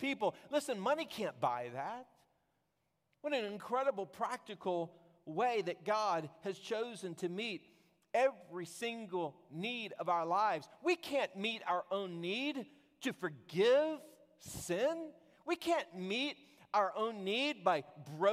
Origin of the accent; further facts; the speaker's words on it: Texas, United States; I was from Texas